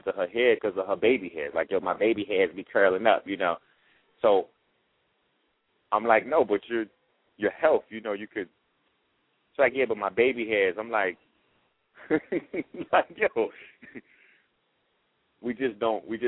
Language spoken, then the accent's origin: English; New York, United States; I'm from the Bronx